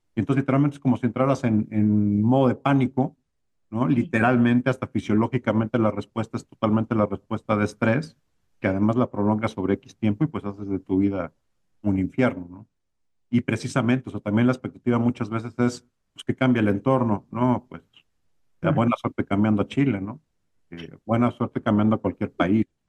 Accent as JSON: {"language": "Spanish", "country": "Mexico", "also_born_or_lived": "Brazil", "moved": "as an adult", "said": "me costó más trabajo adaptarme de regreso a México que lo que me costó llegar a Brasil siendo mexicano y habiendo vivido la mayor parte de mi vida."}